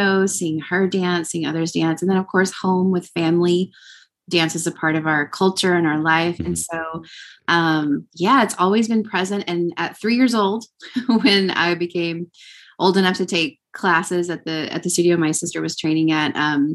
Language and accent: English; Texas, United States; growing up in Texas as a Mexican American